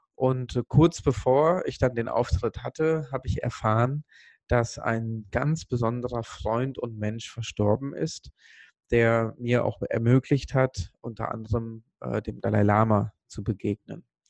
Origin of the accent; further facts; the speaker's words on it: Sri Lanka; moved away; ich komme ursprünglich aus Sri Lanka